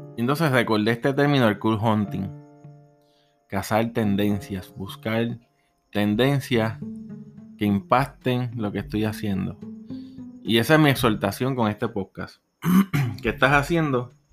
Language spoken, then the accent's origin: Spanish; Puerto Rico; Soy de Puerto Rico